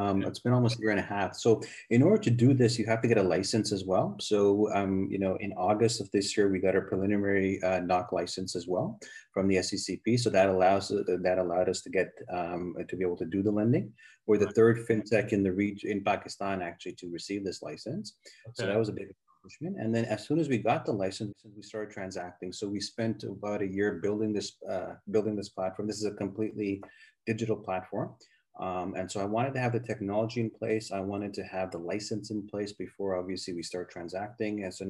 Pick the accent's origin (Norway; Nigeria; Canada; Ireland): Canada; moved away as an adult; also born or lived in United States; I grew up in Canada, been in the U.S. for many years.